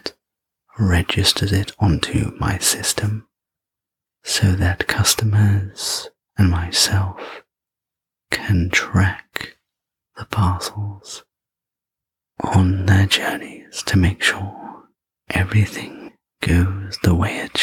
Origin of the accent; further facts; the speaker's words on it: England, United Kingdom; I'm English